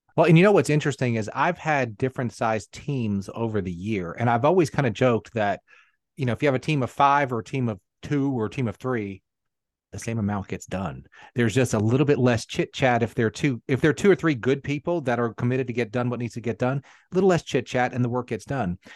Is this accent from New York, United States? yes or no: yes; New York City, New York, United States; now in South Carolina, United States; I actually grew up in Queens